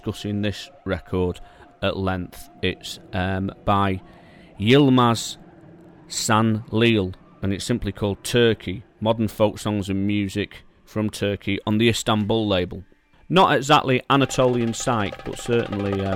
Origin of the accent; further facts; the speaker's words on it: Manchester, North West England, United Kingdom; growing up in Manchester